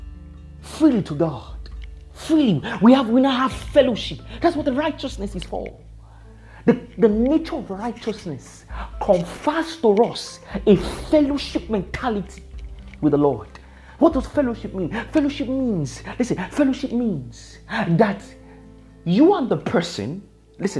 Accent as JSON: {"language": "English", "country": "Nigeria", "said": "I'm a Nigerian."}